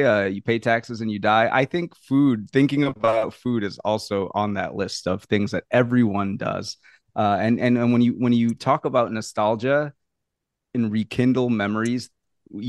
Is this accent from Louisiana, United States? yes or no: yes; New Orleans, Louisiana, United States; I'm from New Orleans. I was raised in the South